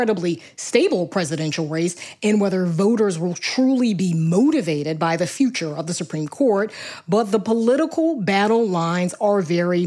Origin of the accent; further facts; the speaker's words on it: South Carolina, United States; my home state